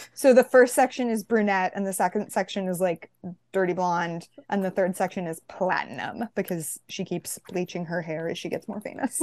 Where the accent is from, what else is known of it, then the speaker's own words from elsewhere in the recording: San Francisco, California, United States; moved away; my hometown is San Francisco, California